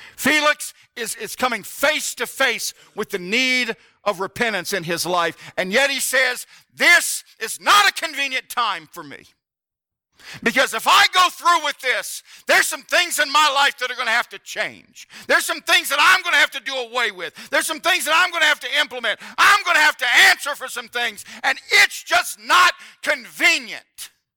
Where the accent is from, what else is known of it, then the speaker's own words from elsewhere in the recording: the South, United States; I grew up in the South